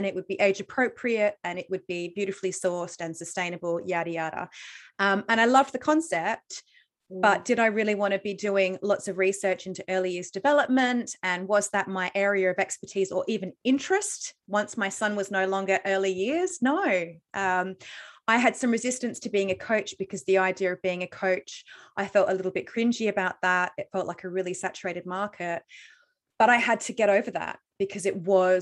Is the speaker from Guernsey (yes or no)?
no; Australia; moved away; I'm Australian.